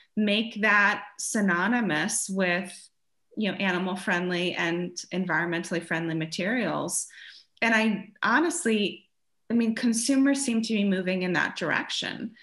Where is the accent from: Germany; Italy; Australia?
Germany; moved away; I grew up in Germany